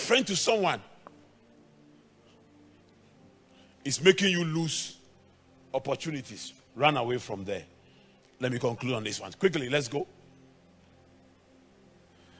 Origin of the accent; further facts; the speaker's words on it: Ghana; English is a second language; also born or lived in Germany; I come from Ghana